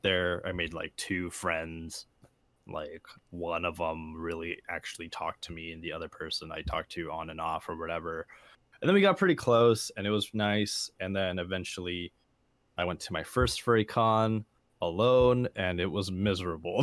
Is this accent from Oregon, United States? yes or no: no; San Jose, California, United States; I grew up around San Jose